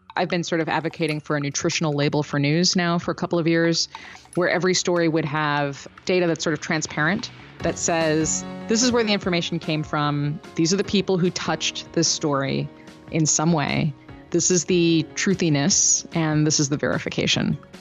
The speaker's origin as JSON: {"language": "English", "town": "Chicago", "region": "Illinois", "country": "United States", "said": "I'm from Chicago."}